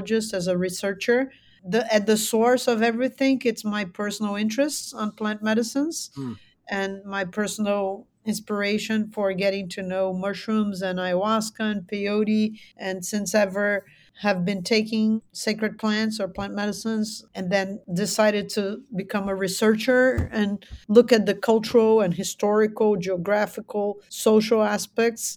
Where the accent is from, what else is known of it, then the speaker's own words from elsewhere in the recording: São Paulo, Brazil; I am from São Paulo. São Paulo is a huge megalopolis. And so I've been kind of a very urban creature.